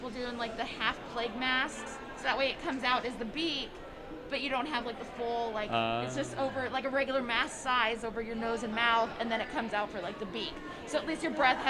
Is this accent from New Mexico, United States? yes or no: no; California, United States; I was California, born in one of the hospitals there